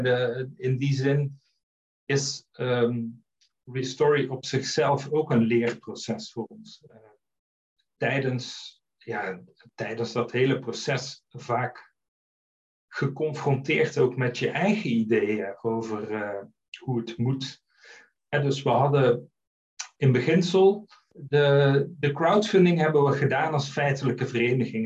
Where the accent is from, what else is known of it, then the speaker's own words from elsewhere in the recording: Netherlands; moved away as an adult; also born or lived in Flanders, Belgium; now in Belgium; Ik ben een Nederlander die eh, uitgeweken is naar eh, Vlaanderen. Ik woon hier nu 15 jaar.